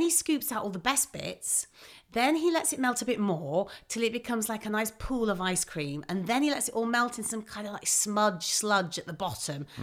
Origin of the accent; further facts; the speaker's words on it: Manchester, North West England, United Kingdom; accent: mild Mancunian; I'm from Manchester